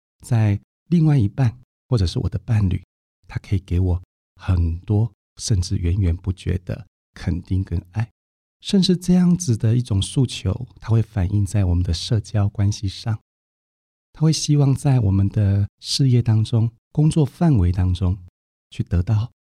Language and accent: Chinese; Taiwan; 因为他是一个中医师，他的医术不只是我们台湾人，连日本人都称赞。